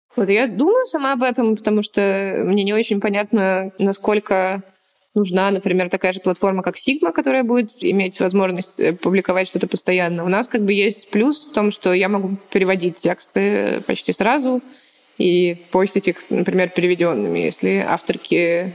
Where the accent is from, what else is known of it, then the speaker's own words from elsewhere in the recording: Smolensk, Smolensk Oblast, Russia; я типа из Смоленска